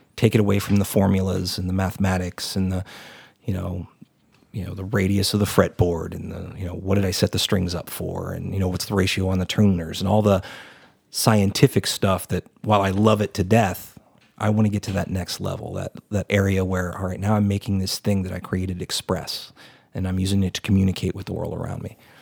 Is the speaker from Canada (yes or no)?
no; Texas, United States; as a Texan